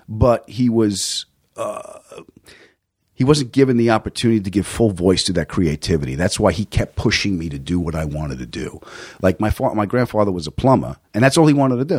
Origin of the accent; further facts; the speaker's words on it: Long Island, New York, United States; also born or lived in Queens, New York; I was born in Queens. I was raised on Long Island.